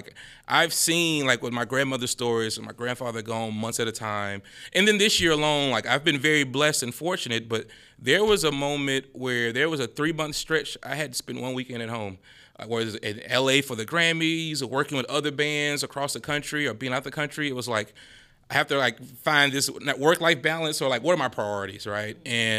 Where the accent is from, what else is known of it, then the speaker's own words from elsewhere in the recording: Baton Rouge, Louisiana, United States; I'm from North Baton Rouge, South.